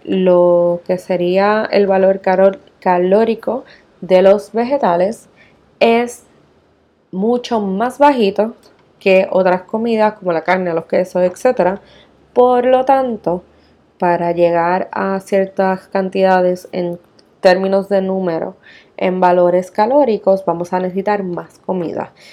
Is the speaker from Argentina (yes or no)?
no; Puerto Rico; nosotros que somos eh, bien puertorriqueños del arroz y la habichuela